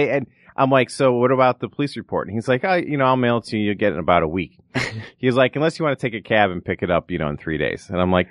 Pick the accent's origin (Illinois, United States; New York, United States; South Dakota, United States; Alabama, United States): Illinois, United States; Rolling Meadows; now in Los Angeles, United States; from Chicago, outside Chicago, Rolling Meadows, Illinois.